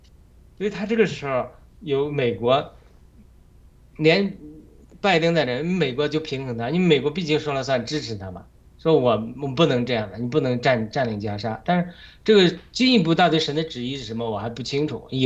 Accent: China; 同样，无论是西方或者我们中国人民，我们对我们这个哈马斯组织啊，中共这个组织啊，就是我们养出来的。

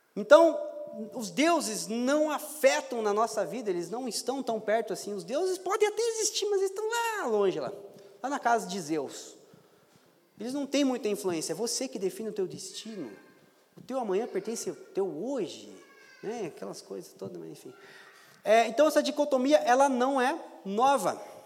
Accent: Brazil; sou pobre, sou brasileiro

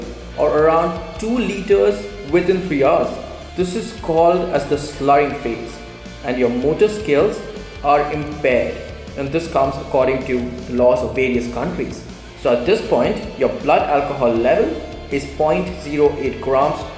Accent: India; from India

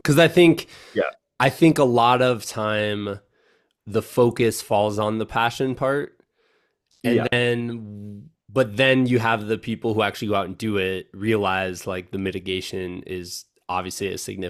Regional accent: Iowa, United States; Like I'm from Iowa originally.

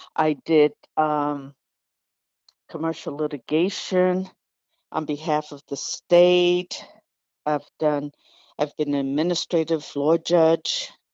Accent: Puerto Rico; English is a second language; also born or lived in New York, United States / Washington, D.C., United States; now in Anchorage, United States; although I grew up in New York and Puerto Rico, um, I actually started school in Puerto Rico, and English is my, was my second language

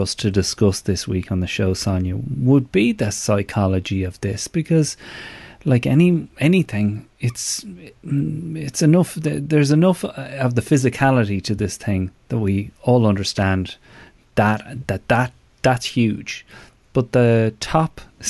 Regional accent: Ireland; moved away; as an Irish person

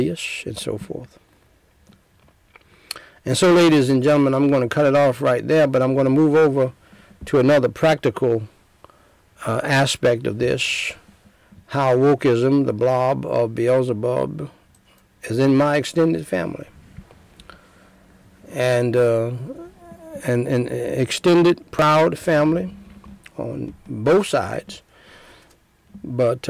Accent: United States; I was born in America

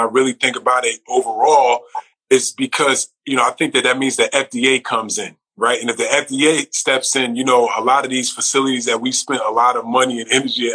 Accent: Orange, New Jersey, United States; I grew up in Orange, New Jersey.

